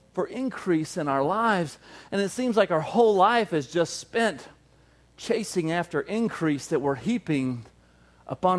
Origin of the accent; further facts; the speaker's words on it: the South, United States; moved away; I grew up in the South and everybody's dad was just really into hunting